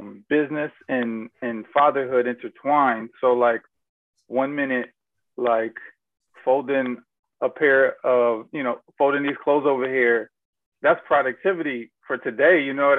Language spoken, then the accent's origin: English; Germany; born there; Personally, most people don't know I was born in Germany.